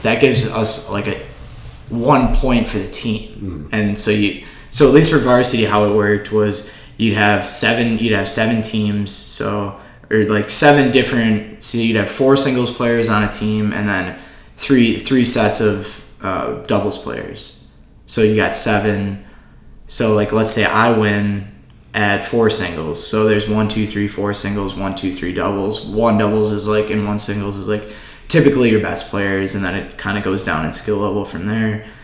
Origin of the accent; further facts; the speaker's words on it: Oshkosh, Wisconsin, United States; I'm from Oshkosh. I I went to the same high school, pretty much the same kids throughout you know the, the my whole life